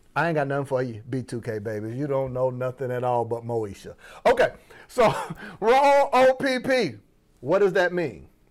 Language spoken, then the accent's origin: English; Florida, United States; I'm from Florida, that was my accent